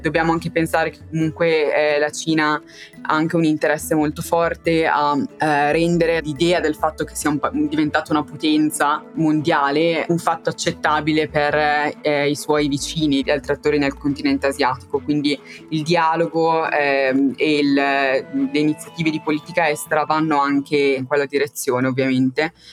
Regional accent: Italy; moved away as an adult; now in London, United Kingdom; sono vicina all'Italia, quindi spesso posso tornare

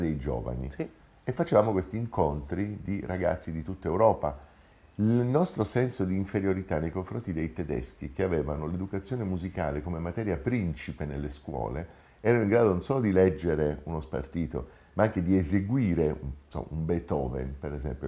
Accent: Taranto, Apulia, Italy; moved away as an adult; now in Rome, Italy; Sono nato a Taranto molti anni fa, sono emigrato a Roma per l'università

